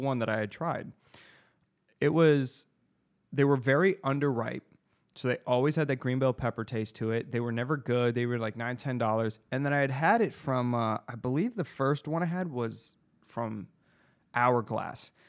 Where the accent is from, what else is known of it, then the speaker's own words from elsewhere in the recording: Arizona, United States; we're from Arizona